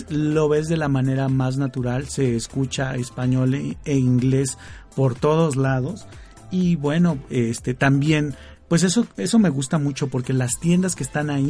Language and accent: Spanish; Chihuahua, Mexico; y bueno, pues siendo chihuahuense, pues tenía que estar la famosa X, como diría Chabelo, en este maravilloso lugar.